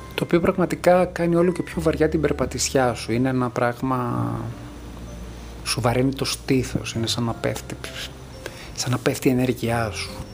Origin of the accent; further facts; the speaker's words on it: Greece; μεγαλώνοντας στην Ελλάδα του 1990